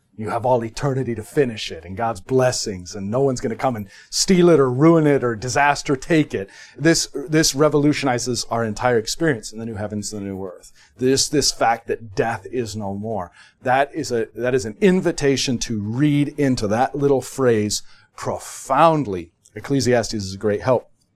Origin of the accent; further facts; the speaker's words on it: United States; we're American